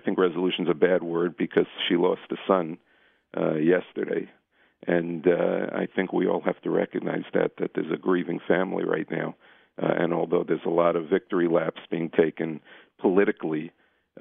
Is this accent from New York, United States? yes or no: yes; New York City, New York, United States; I'm a pediatrician from Brooklyn.